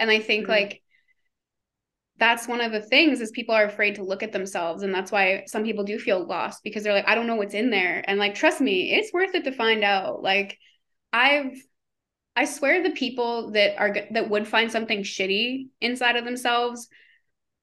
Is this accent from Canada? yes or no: yes; Canada; I'm Canadian. I say a lot of words wrong compared to how they say it in America.